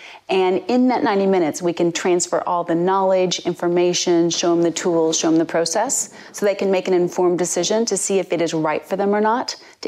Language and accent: English; United States; moved away as an adult; now in United Kingdom; I'm American born, but I've been in the UK for almost 21 years now.